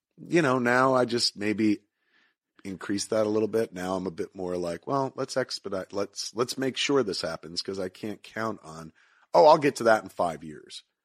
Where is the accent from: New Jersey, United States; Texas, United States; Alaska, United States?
New Jersey, United States; Highlands; growing up in Highlands, all you smelled was fish 'cause it's a fishing industry town.